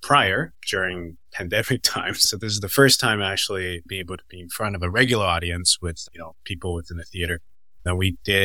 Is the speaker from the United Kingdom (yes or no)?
no; Canada; also born or lived in Taiwan; Canada, I'm Taiwanese, and Taiwan, I'm Canadian